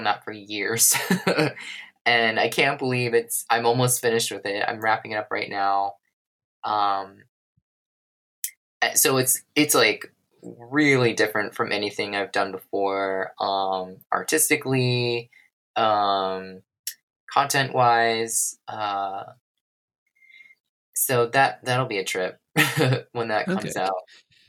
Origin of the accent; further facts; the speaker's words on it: United States; as an American going there